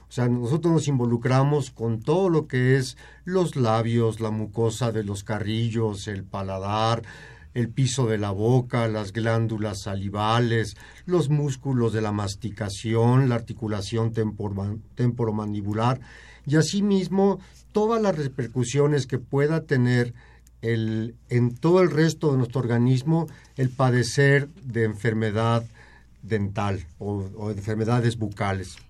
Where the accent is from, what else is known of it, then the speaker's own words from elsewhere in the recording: Mexico; tenemos como sociedad mexicana